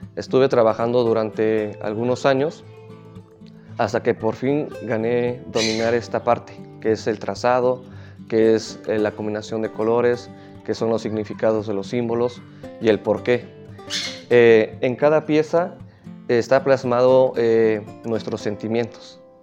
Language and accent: Spanish; San Dionisio Ocotlán, Oaxaca, Mexico; mi pueblo es muy pequeño